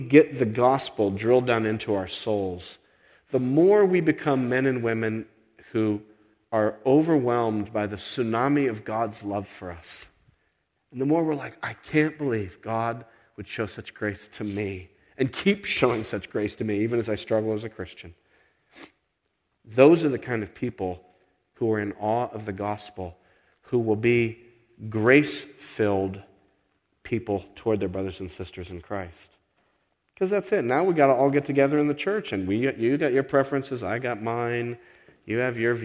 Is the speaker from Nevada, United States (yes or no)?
yes; Las Vegas, Nevada, United States; moved away; I grew up in Las Vegas